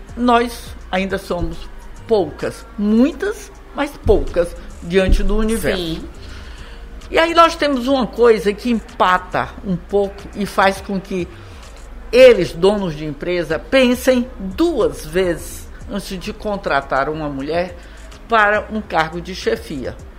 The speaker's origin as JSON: {"language": "Portuguese", "region": "Ceará", "country": "Brazil", "moved": "yes", "said": "eu voltei para o Ceará, fiz faculdade"}